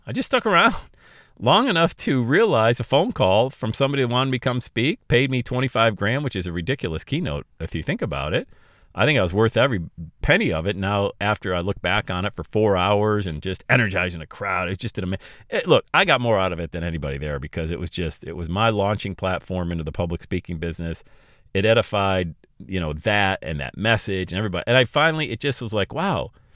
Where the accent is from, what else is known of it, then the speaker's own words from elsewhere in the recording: Bradford, Pennsylvania, United States; now in Cincinnati, United States; I had to move my family back to my hometown of Bradford, P